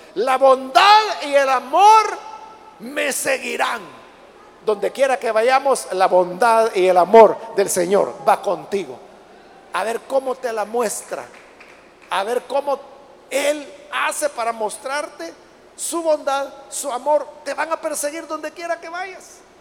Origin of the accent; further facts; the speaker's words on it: El Salvador; en nuestro país no hay desiertos